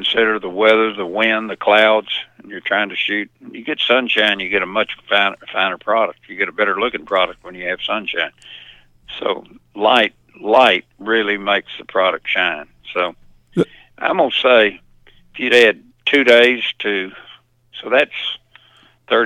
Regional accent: Lynchburg, Tennessee, United States; also born or lived in Memphis, Tennessee; I grew up over in Middle Tennessee, over around in Moore County, Lynchburg, Jack Daniels country

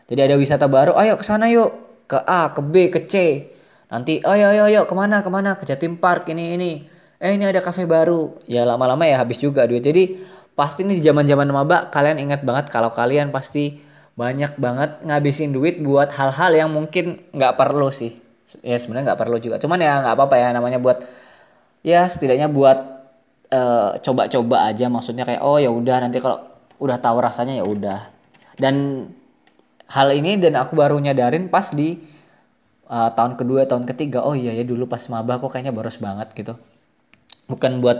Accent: Bontang, East Kalimantan, Indonesia; moved away as an adult; also born or lived in Malang; aku dari Kalimantan kuliahnya di Malang nah pas ke Malang itu udah tuh dikirimin duit yang lumayan lebih banyak daripada biasanya terus nah ngelihat nih eh, wisata-wisata baru kafe-kafe baru terus film-film baru mungkin gara-gara dulu mungkin di Bontang nggak ada bioskop

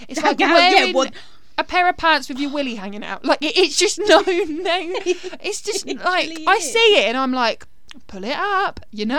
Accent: United Kingdom; As British people

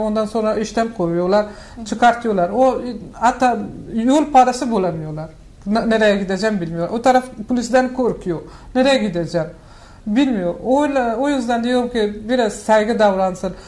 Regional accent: Afghanistan; Turkish is a second language; moved away as an adult; now in Turkey; ben Afganistan'da büyüdüm

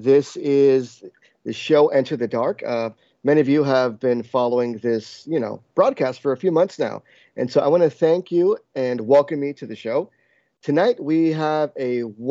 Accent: New Jersey, United States; growing up in the East Coast specifically, you know, in New England, New Jersey, New York area

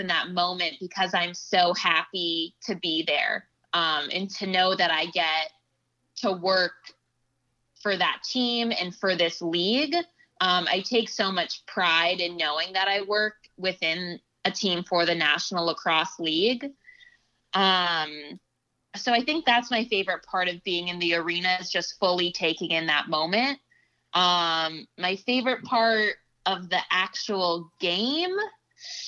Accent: Los Angeles, California, United States; now in Boston, United States; the Lakers will always be my hometown team

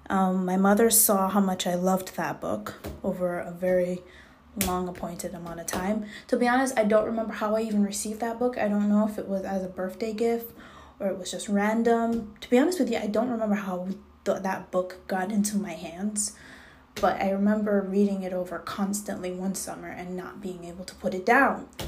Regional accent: Jamaica; now in United States; I was raised in Jamaica, West Indies. So I did go to school in the States um, t- uh, for a very small amount of time.

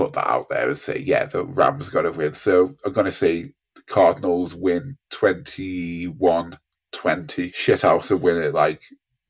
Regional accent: United Kingdom; we're British.

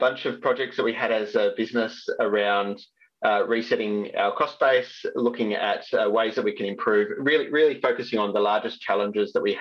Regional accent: Sydney, New South Wales, Australia; moved away as an adult; also born or lived in Perth; now in Melbourne, Australia; I grew up in Sydney, but landed in Perth

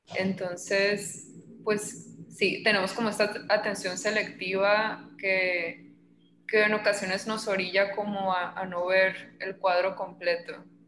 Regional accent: Los Mochis, Sinaloa, Mexico; yo nací en Mochis, tengo 26

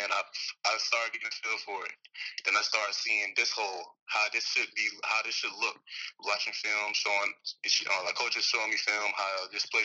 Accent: Florida, United States; I'm from Florida

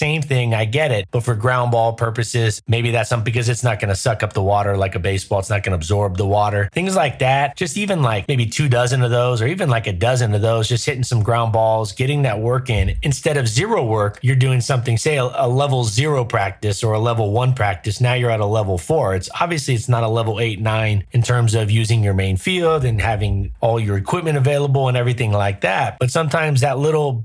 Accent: Southern California, United States; I grew up in Southern California.

